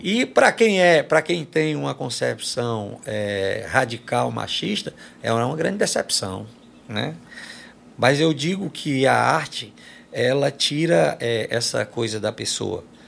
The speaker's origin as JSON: {"language": "Portuguese", "town": "Quixadá", "region": "Ceará", "country": "Brazil", "tie": "born or raised there", "said": "lá da minha cidade"}